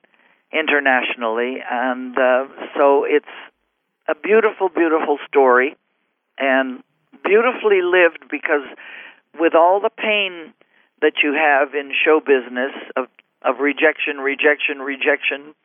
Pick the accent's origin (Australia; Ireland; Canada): Canada; Montreal, Quebec; I was born in Montreal, Canada, of Lithuanian parents